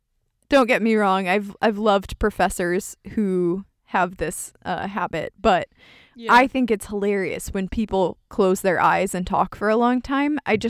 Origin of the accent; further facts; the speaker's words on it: United States; We're American